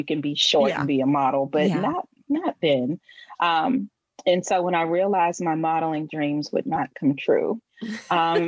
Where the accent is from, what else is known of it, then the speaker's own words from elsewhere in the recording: Washington, District of Columbia, United States; I was born and raised in Washington, D.C.